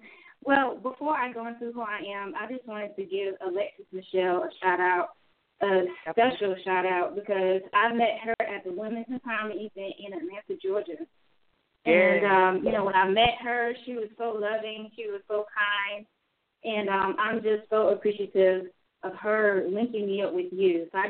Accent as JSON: {"language": "English", "country": "Germany", "tie": "born there", "said": "I was born in Germany, you know, being a military brat."}